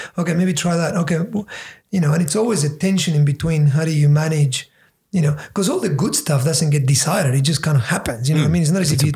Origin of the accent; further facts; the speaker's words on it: Patagonia, Argentina; moved away; growing up in Argentina, in Patagonia, down the bottom